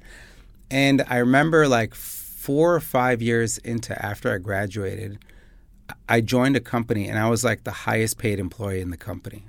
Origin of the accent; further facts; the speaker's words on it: Chicago, Illinois, United States; moved away as an adult; now in Dubai, United Arab Emirates; I'm from Chicago